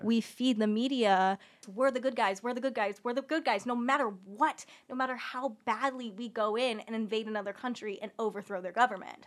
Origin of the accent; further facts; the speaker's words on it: Orange County, Southern California, United States; I am from Southern California. I am from Orange County